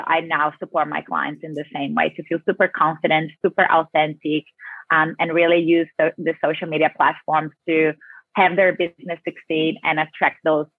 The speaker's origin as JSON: {"language": "English", "country": "Brazil", "accent": "South American", "lives_now": "Australia", "said": "Yes, I have that South American Latina flavor in me very strongly."}